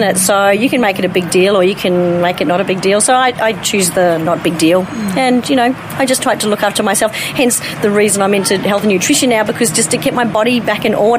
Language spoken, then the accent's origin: English; Palmerston North, Manawatū-Whanganui, New Zealand; Whilst I was born in Palmerston North, we lived all over.